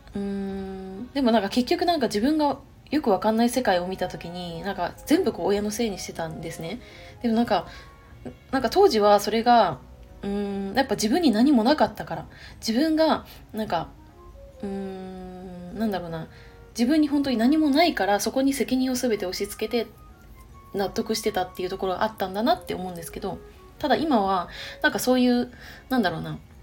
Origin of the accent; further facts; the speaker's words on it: Chiba, Japan; moved away as an adult; now in Nagoya, Japan; 私の地元は千葉県になるんですけども